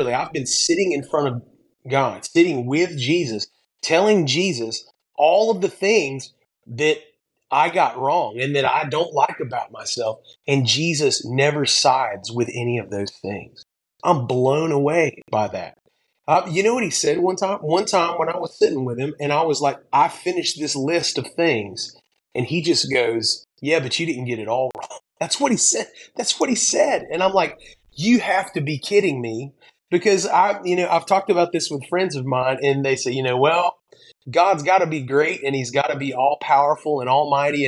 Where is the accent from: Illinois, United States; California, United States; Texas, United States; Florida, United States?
Florida, United States; Pensacola; now in Mount Juliet, United States; I grew up in Pensacola, Florida